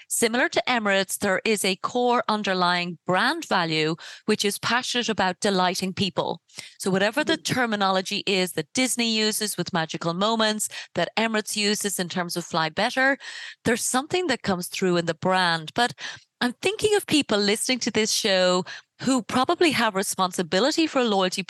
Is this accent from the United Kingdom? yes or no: no; Ireland; I come from Ireland.